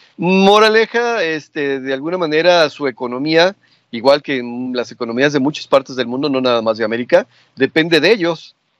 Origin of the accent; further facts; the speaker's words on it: Mexico; somos mexicanos todos